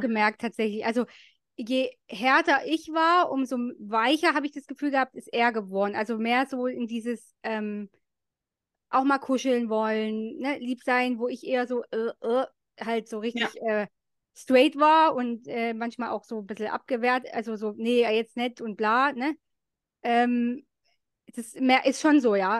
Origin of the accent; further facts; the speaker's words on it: East Germany, Germany; bei uns in der DDR